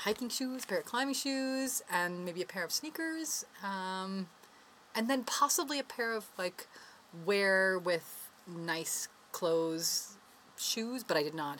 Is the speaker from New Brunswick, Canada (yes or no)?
yes; New Brunswick, Canada; when I moved here, was apparently very unfashionable. I came from New Brunswick.